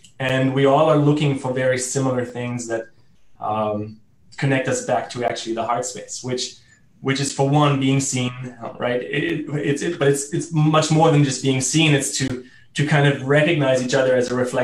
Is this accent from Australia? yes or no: no; Germany; first language German; English is a second language; moved away as an adult; also born or lived in Italy / South America; I grew up in Germany